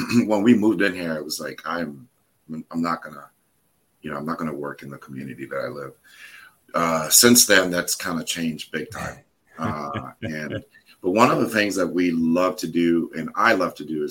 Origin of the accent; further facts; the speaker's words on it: Hudson County, New Jersey, United States; moved away as an adult; now in Florida, United States; I moved to Florida from New Jersey. I'm originally a Jersey boy